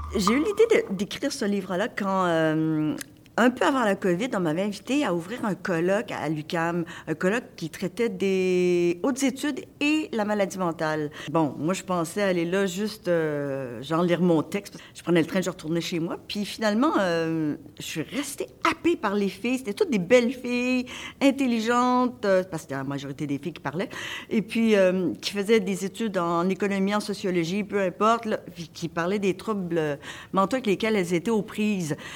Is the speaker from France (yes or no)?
no; Montreal, Quebec, Canada; Moi, je viens de l'Est de, de, de Montréal